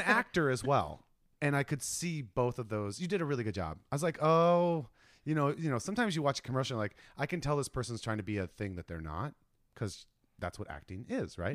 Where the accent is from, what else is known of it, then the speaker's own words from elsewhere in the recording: Ohio, United States; now in California, United States; I'm from Ohio